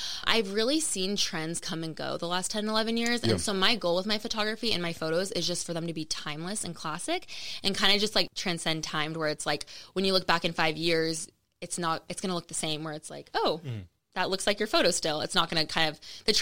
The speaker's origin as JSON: {"language": "English", "town": "Las Vegas", "region": "Nevada", "country": "United States", "tie": "born or raised there", "said": "I'm born and raised in Vegas."}